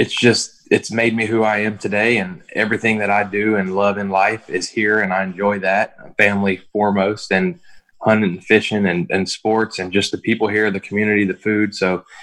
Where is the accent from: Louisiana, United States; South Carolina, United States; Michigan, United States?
Louisiana, United States; Lake Charles; born or raised there